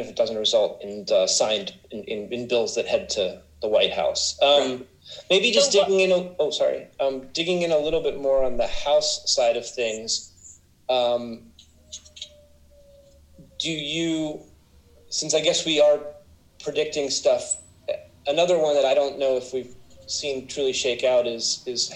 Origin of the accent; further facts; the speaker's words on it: Conor Lamb's district, Pennsylvania, United States; I was born in Connor Lamb's district